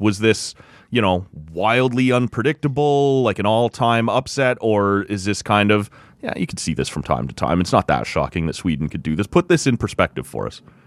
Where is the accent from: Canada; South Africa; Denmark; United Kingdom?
Canada; Oshawa, Ontario; moved away; my hometown of Oshawa